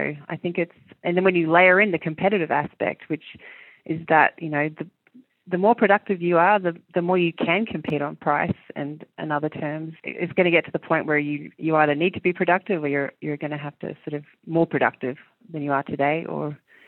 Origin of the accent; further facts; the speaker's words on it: Australia; also born or lived in New Zealand; I moved countries when I was small from New Zealand to Australia, and I thought it was really good for me as a human.